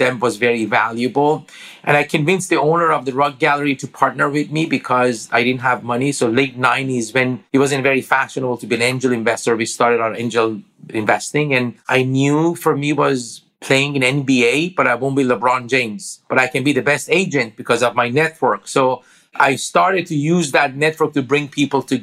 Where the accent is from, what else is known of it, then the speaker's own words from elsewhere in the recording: Iran; English is a second language; moved away as an adult; now in United States; I grew up in Iran.